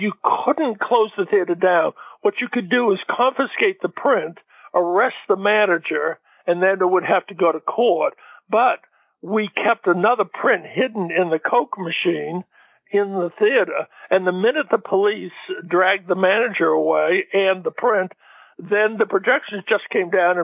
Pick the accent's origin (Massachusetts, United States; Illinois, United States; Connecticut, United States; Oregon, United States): Massachusetts, United States; Gloucester; moved away; the Gloucester Daily Times in my hometown